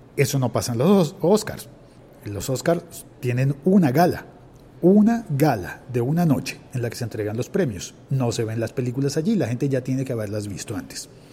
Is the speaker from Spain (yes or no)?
no; Colombia; en mi país, en Colombia